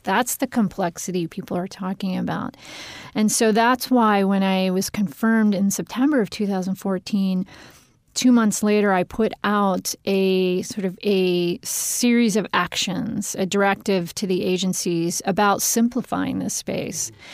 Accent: Pennsylvania, United States; moved away; also born or lived in Washington, D.C. / Harrisburg; Pennsylvania is my home state. So it's fun going back. I've been in D C for a long time

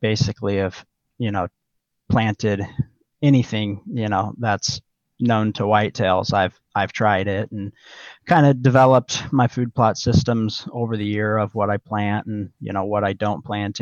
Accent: Oak, Nebraska, United States; I grew up in Oak, Nebraska, kind of south central Nebraska, right on the Little Blue River.

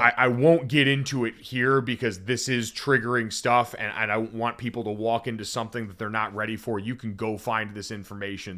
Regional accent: Connecticut, United States; I grew up in Connecticut

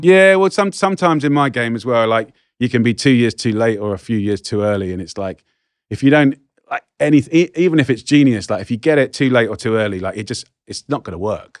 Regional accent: England, United Kingdom

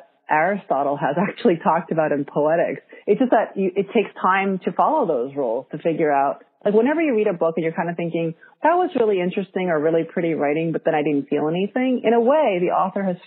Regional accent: New York, United States; English is a second language; I'm Korean American

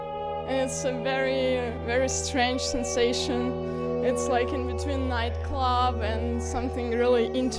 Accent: Russia; moved away; I'm from Russia and I'm an art student.

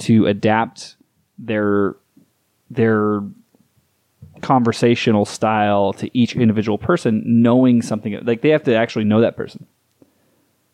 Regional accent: Southwest United States, United States; I grew up in the Southwest United States.

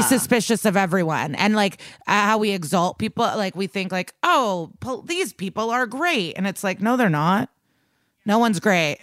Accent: Chicago, Illinois, United States; moved away as an adult; also born or lived in New York; now in Los Angeles, United States; As someone that lived in New York and I'm from Chicago

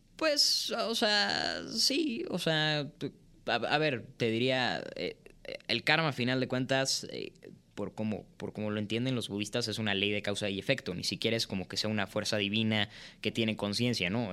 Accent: Mexico; also born or lived in Canada; nosotros como mexicanos

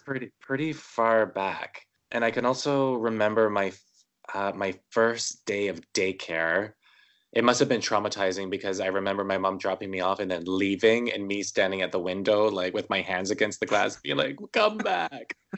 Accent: Winnipeg, Manitoba, Canada; I was born in Winnipeg, Manitoba, Canada, uh, January twenty-seventh, nineteen eighty-five

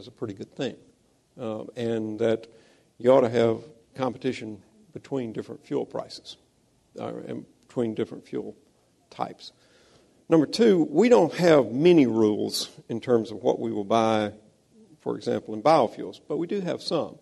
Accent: Mississippi, United States; I'm from Mississippi

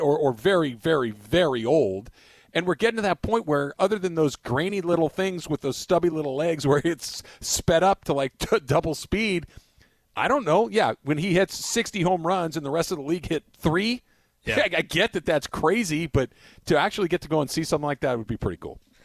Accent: California, United States; also born or lived in Santa Barbara; Born and raised in California, have spent the vast majority of my life in Southern California or in Santa Barbara

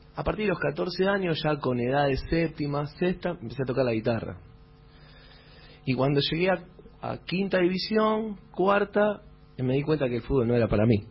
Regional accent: Avellaneda, Buenos Aires Province, Argentina; yo soy de Avellaneda

